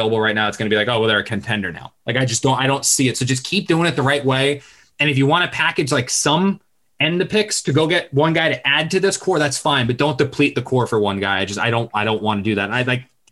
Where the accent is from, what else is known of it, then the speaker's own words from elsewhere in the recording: New Jersey, United States; I grew up in South Jersey